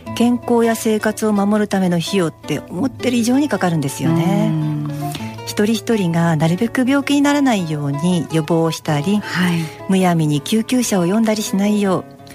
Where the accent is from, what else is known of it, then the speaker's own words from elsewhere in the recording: Yokohama, Kanagawa, Japan; 地元横浜